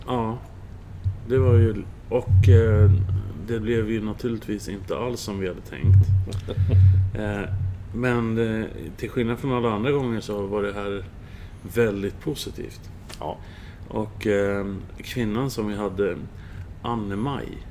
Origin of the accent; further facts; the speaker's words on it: Södertälje, Stockholm County, Sweden; now in Tranås, Sweden; i Södertälje där jag växte upp